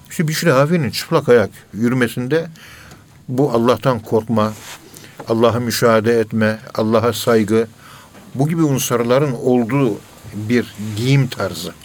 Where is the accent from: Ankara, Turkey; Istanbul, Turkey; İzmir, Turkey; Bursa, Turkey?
Ankara, Turkey; Ankara'nın yerlisiyim ben. Ee, Kayabaşı Mahallesi, Direkli Sokak'ta oturuyoruz.